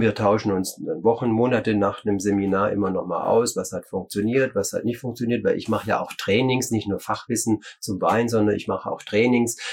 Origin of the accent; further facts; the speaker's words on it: Germany; bei uns in Deutschland